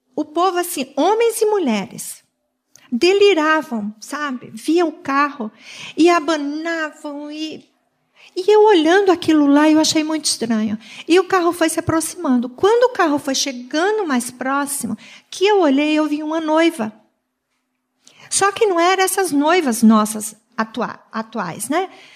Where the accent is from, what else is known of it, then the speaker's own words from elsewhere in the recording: Sergipe, Brazil; now in Joinville, Brazil; como um bom nordestino, porque eu sou lá do Nordeste, tanto eu quanto o Maírto somos de Sergipe. Nós estamos há 43 anos em Joinville